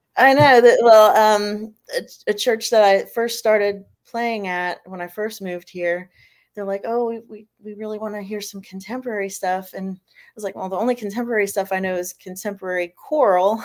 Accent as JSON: {"language": "English", "region": "Florida", "country": "United States", "tie": "born or raised there", "also_born_or_lived": "Fall River, Massachusetts", "moved": "as an adult", "lives_now": "South Carolina, United States", "said": "originally from Massachusetts and then I grew up in Florida and then I moved here to South Carolina about seven years ago."}